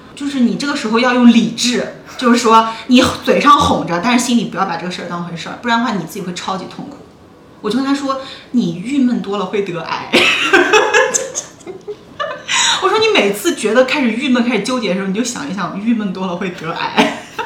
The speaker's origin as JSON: {"language": "Chinese", "region": "Northeast China", "country": "China", "moved": "yes", "lives_now": "Shanghai, China", "said": "我每年冬天，过完春节从， 从东北回上海"}